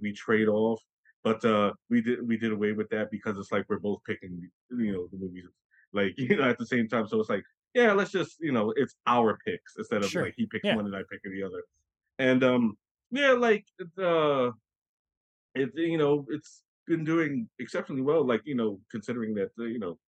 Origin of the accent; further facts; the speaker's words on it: New York City, New York, United States; I grew up in Brooklyn.